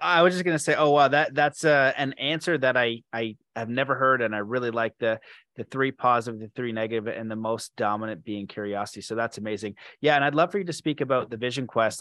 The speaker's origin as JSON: {"language": "English", "country": "Canada", "said": "I'm Canadian"}